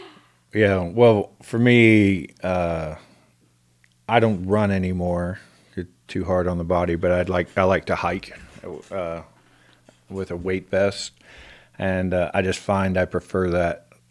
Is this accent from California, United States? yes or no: no; Houston, Texas, United States; Well, I was born in Houston, and lived in...